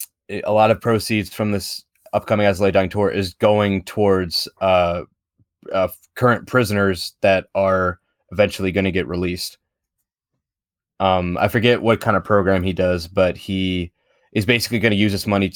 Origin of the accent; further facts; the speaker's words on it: Baltimore, Maryland, United States; well, I was born in Baltimore.